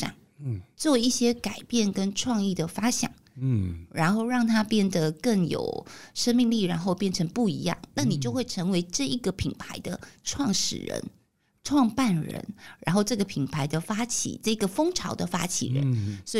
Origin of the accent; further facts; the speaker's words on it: Tainan, Taiwan; 像我们台南，我是台南人，